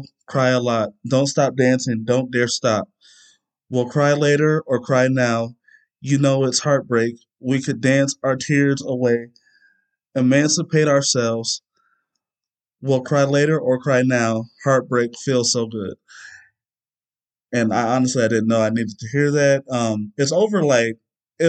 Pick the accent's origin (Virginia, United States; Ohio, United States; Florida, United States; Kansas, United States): Ohio, United States; near Cuyahoga Falls; born or raised there